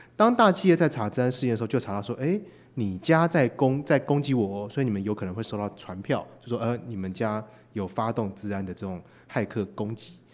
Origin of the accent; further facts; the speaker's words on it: Taiwan; 我们是来自台湾的